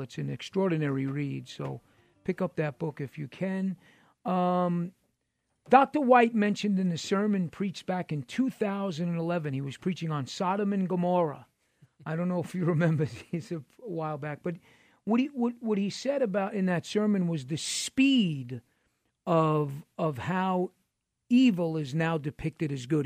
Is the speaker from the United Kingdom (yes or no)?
no; New York City, New York, United States; I'm from New York City